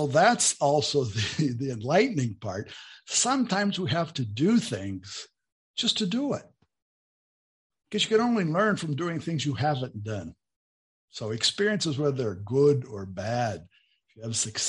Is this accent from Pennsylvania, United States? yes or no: yes; near Pittsburgh, Pennsylvania, United States; moved away as an adult; also born or lived in Bowling Green, Ohio; now in Brazil; where I was born in Pennsylvania, near Pittsburgh